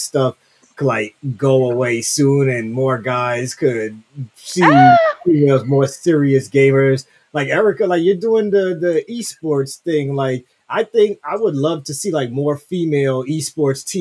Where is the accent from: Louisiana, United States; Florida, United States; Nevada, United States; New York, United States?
New York, United States; New York City; I'm from Brooklyn